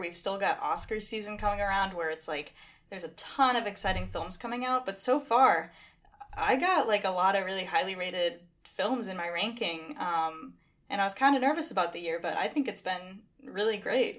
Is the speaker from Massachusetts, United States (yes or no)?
yes; Massachusetts, United States; also born or lived in Boston; I grew up in the middle of nowhere in Massachusetts, but I now live in Boston